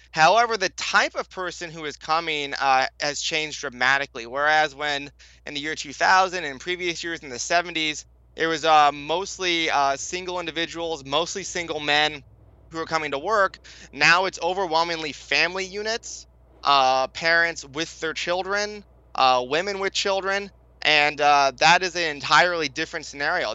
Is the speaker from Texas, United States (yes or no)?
no; California, United States; I was born in California. I went to public school in California